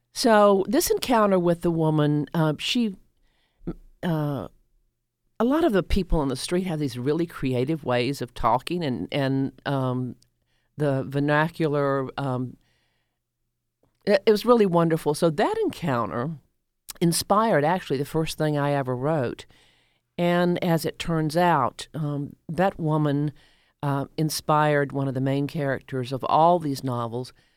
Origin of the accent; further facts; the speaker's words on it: the rural South, United States; now in Atlanta, United States; I grew up in the rural South until I w- until 1962 when we moved here